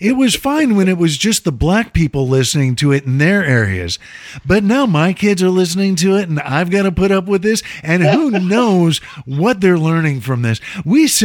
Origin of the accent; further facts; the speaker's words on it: Chicago, Illinois, United States; moved away as an adult; also born or lived in Columbia, Missouri; now in Los Angeles, United States; I grew up in and outside of Chicago, but went to school in Missouri